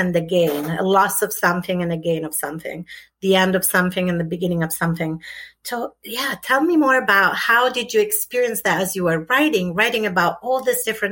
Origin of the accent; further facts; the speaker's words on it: Italy; moved away; I was brought up in Italy, completely different country at a different time